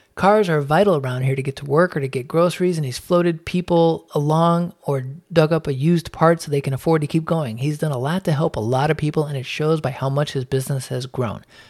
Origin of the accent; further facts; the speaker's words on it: Chicago, Illinois, United States; I was born in Chicago, but my father came to the United States from Korea in the nineteen fifties